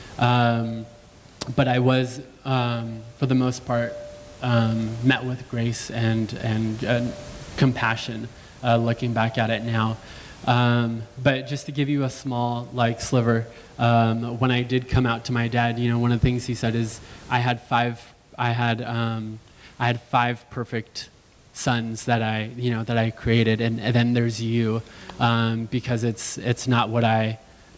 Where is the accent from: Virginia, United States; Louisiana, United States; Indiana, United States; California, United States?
California, United States; Los Angeles; I grew up in the San Fernando Valley